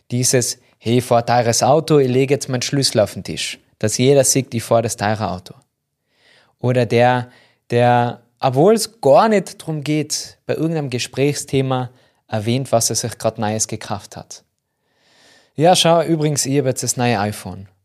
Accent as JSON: {"language": "German", "region": "Tyrol", "country": "Austria", "accent": "Tyrolean", "said": "überall, wo man mich verstehen kann mit meinem Tiroler Dialekt"}